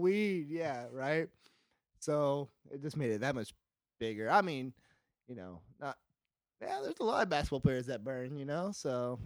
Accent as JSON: {"language": "English", "town": "Visalia", "region": "California", "country": "United States", "said": "I'm from California, Central California, Visalia is near Fresno"}